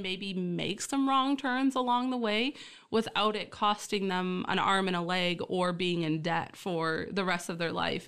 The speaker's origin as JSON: {"language": "English", "town": "Essexville", "region": "Michigan", "country": "United States", "tie": "born or raised there", "also_born_or_lived": "Key Largo, Florida", "said": "only lived there a short while and then was born and raised in Essexville, Michigan"}